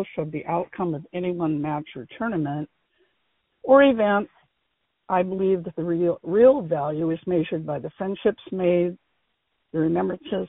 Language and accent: English; Aberdeen, Washington, United States; I grew up in Central Park, which is a suburb of Aberdeen